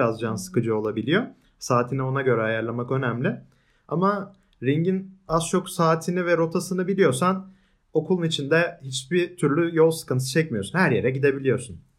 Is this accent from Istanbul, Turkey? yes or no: yes; Istanbul, Turkey; now in Ankara, Turkey; Yani ben doğma büyüme İstanbulluyum. O yüzden hala sevemedim Ankara'yı.